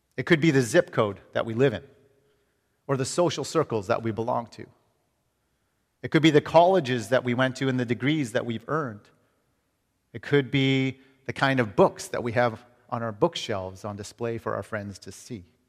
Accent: Canada; moved away as an adult; now in United States; as a Canadian coming to America

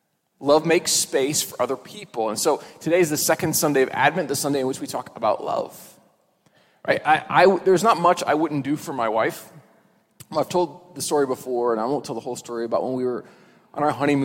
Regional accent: Midwest, United States; we're from the Midwest where it's pretty flat

